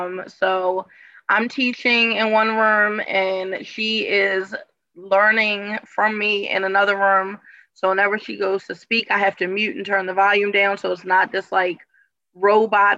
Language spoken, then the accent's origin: English; Baltimore, Maryland, United States; I'm Baltimore born and raised